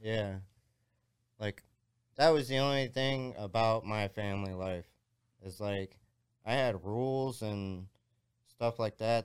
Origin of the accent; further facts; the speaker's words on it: Jacksonville, Florida, United States; now in Ohio, United States; I'm from Jacksonville, Florida, which is a gnarly town